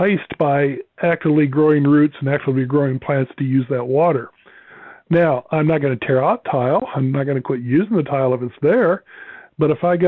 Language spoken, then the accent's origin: English; Nebraska, United States; I grew up in Nebraska